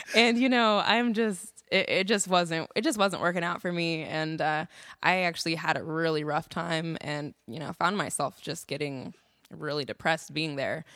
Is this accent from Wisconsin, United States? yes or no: no; Des Moines, Iowa, United States; moved away as an adult; now in Austin, United States; growing up in Des Moines, Iowa